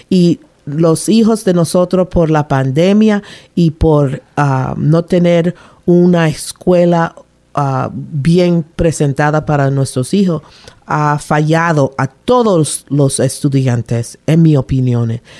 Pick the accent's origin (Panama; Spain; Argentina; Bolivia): Panama; now in Rhode Island, United States; Yo nací en Panamá, me crié en Panamá hasta que mi papá se decidió retirarse del um, military, del army, y regresó para Rhode Island, donde él es, su familia está aquí.